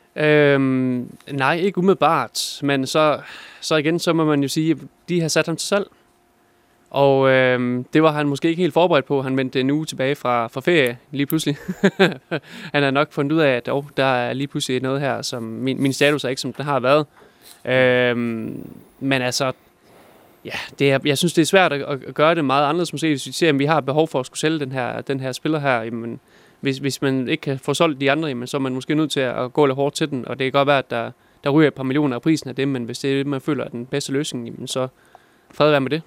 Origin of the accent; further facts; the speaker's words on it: Denmark; er jeg jo vestjyde